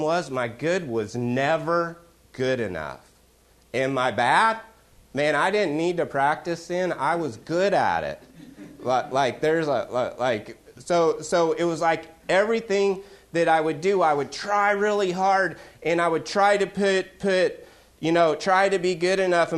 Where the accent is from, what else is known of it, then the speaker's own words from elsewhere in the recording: Oklahoma, United States; I'm from Oklahoma